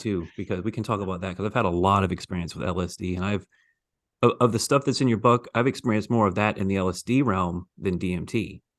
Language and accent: English; the South, United States; I grew up Baptist in the South